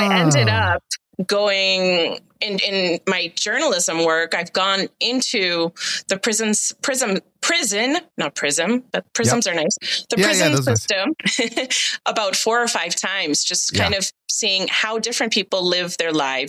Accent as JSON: {"language": "English", "town": "Boston", "region": "Massachusetts", "country": "United States", "said": "Well, I am from Boston, but actually the Boston accent is only for certain parts of Massachusetts."}